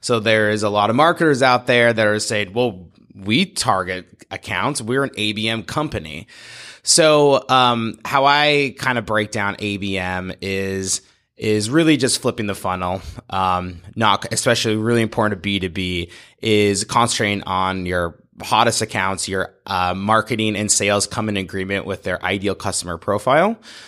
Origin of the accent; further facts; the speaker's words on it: Montana, United States; now in Portland, United States; I come from Montana. I went to school at the University of Montana and came to Portland on an internship